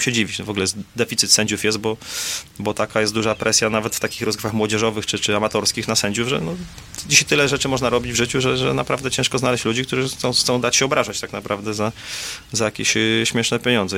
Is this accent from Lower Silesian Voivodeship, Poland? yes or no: no; Warsaw, Masovian Voivodeship, Poland; ja jestem z Warszawy